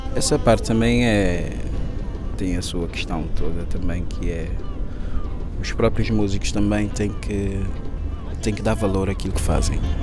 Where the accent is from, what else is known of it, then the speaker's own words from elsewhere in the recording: São Vicente island, Cape Verde; moved away as an adult; also born or lived in Porto, Portugal; now in Lisbon, Portugal; Em São Vicente. Sou da ilha de São Vicente